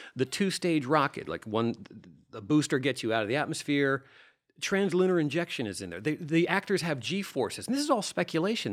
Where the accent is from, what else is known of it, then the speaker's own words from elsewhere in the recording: Delaware, United States; I'm the nerd from Delaware.